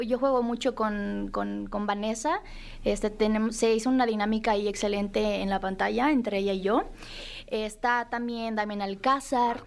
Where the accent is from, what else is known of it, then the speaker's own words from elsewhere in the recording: Nayarit, Mexico; Yo soy Nayarit, yo soy Nayarita